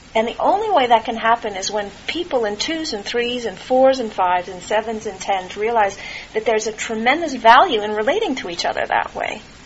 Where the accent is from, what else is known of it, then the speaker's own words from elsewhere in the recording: California, United States; also born or lived in Santa Cruz, California; I was born in California, and I spent a lot of time in Santa Cruz